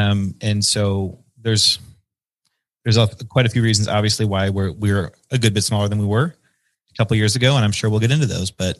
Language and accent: English; Burlington, Wisconsin, United States; I've been in Burlington, Wisconsin, which is my hometown in Southeastern Wisconsin, kind of a small, I call it a suburban town, of a little over 10,000 people